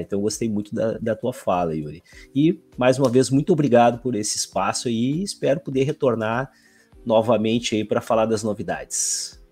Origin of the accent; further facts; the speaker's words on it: Alvorada, Rio Grande do Sul, Brazil; eu sou aqui da cidade de Alvorada, grande de Porto Alegre